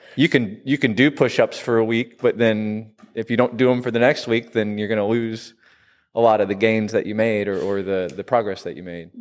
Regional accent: Southern Illinois, United States; moved away as an adult; also born or lived in Washington, D.C.; I grew up in Southern Illinois and moved out to D C in my twenties

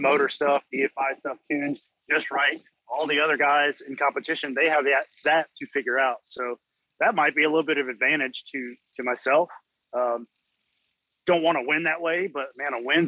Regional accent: Louisiana, United States; I'm from Louisiana

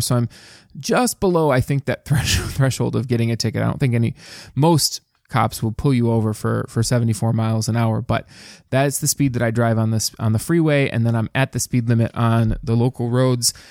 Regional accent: Dearborn, Michigan, United States; I actually grew up in the east end of Dearborn, Michigan

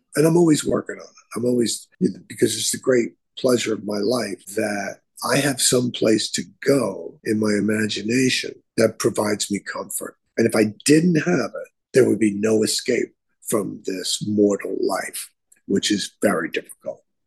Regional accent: New York City, New York, United States; I was a guy from the Bronx

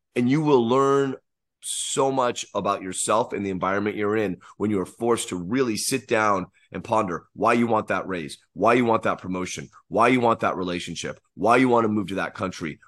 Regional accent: United States

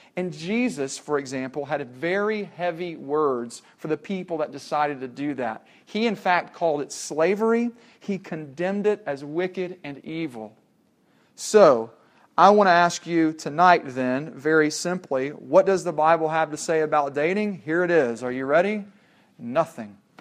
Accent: Tennessee, United States; when we were growing up in Tennessee

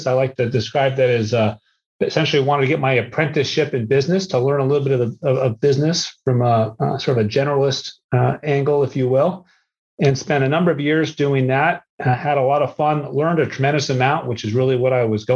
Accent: New England, Massachusetts, then Southern New Hampshire, United States; So I grew up in New England. My early years were in Massachusetts and then Southern New Hampshire.

